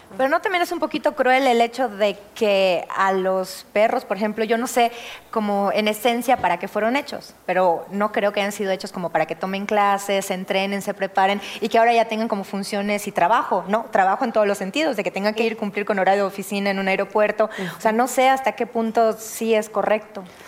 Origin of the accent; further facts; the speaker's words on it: Yucatán, Mexico; moved away; Yo soy de Yucatán